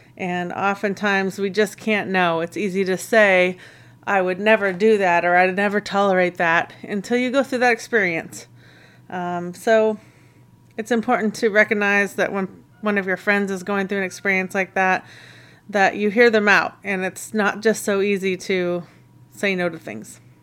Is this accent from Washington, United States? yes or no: yes; Snohomish County, Washington, United States; I grew up in Washington State in the Snohomish County area in a couple different places